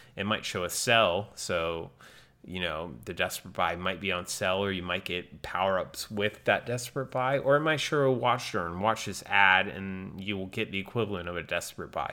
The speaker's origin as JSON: {"language": "English", "region": "North Carolina", "country": "United States", "tie": "born or raised there", "moved": "yes", "said": "I was on vacation in my home state of North Carolina"}